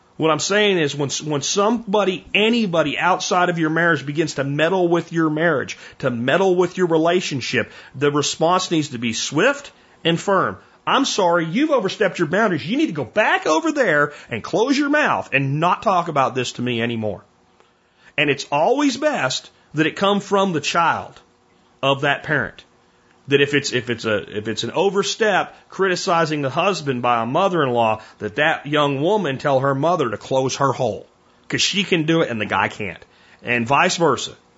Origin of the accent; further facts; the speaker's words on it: Florida, United States; as a kid growing up in Florida